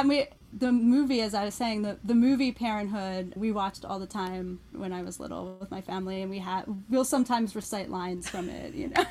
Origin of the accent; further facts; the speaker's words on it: Philadelphia, Pennsylvania, United States; I grew up outside of Philadelphia in the Philadelphia